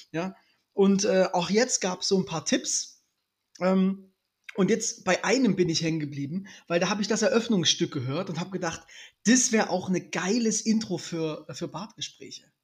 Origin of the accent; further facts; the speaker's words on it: Lippstadt, North Rhine-Westphalia, Germany; also born or lived in Dresden; bin ja gebürtiger Dresdner, bin {S1} dann also, aber noch. Also vor, vorgestern, {S0} ja? Genau, bin aber noch in, in Lippstadt, äh, Nordr in Nordrhein-Westfalen, Ostwestfalen, Lippstadt aufgewachsen.